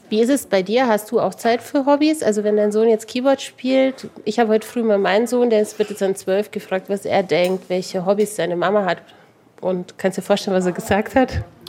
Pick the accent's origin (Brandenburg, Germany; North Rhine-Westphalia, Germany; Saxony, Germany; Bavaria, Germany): Bavaria, Germany; Regensburg; weil Regensburg meine Heimatstadt ist